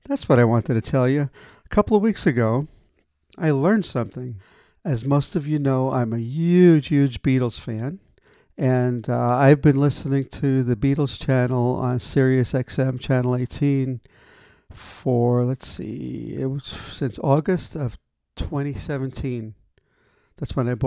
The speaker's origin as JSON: {"language": "English", "town": "New York City", "region": "New York", "country": "United States", "tie": "born or raised there", "said": "I grew up in Brooklyn"}